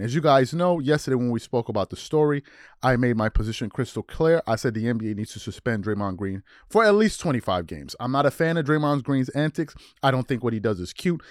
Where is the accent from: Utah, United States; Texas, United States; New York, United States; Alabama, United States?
New York, United States; also born or lived in Maryland; I grew up in New York